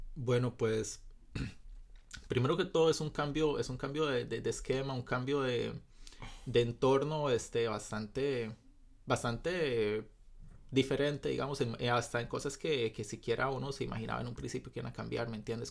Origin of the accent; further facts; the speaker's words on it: Costa Rica; desde mi perspectiva como costarricense promedio